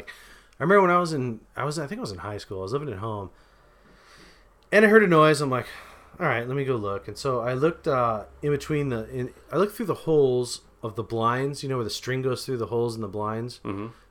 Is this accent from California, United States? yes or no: yes; Anaheim, California, United States; we hail from Anaheim Hills. We do a lot of recording here. Our hometown is Anaheim Hills